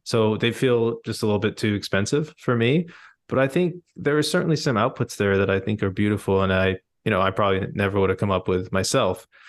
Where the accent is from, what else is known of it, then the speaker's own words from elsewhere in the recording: India; I'm Indian